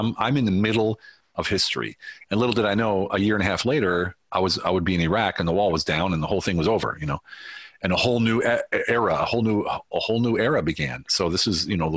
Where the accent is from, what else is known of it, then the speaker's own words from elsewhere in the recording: United States; accent: American; moved away as an adult; also born or lived in Germany; my American accent